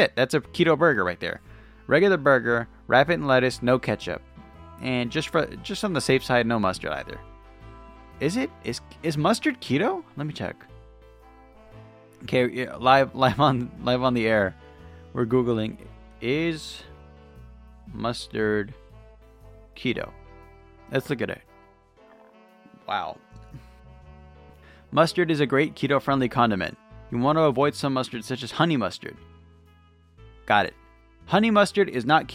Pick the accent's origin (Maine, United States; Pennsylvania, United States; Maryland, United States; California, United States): California, United States; Lakewood; Actually, I was born in Lakewood